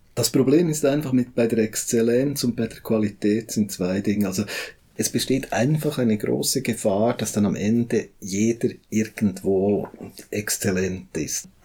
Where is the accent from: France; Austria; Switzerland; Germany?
Switzerland; bei uns in der Schweiz